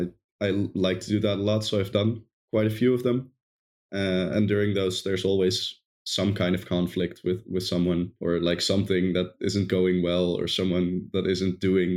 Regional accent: Netherlands; English is a second language; I'm from the Netherlands.

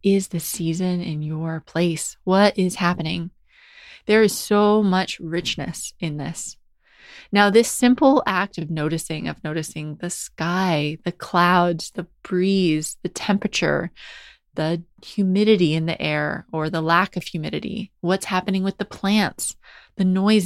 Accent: New Hampshire, United States; moved away as an adult; now in England, United Kingdom; So I grew up in New Hampshire, which is near Boston in the northeast of the United States.

